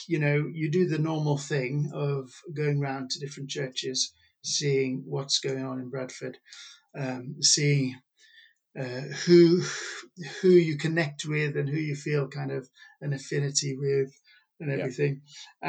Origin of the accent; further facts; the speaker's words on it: Pakistan; which I was brought up in Pakistan, and I know how I feel I've benefited through that kind of exposure